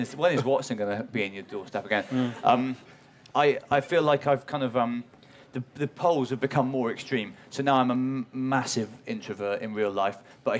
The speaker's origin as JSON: {"language": "English", "region": "Wales", "country": "United Kingdom", "accent": "Welsh", "said": "my accent's changed, which is awkward. There's a whole extra where I'm doing a show at the Bloomsbury Theatre 3 years ago, and I was fully Welsh."}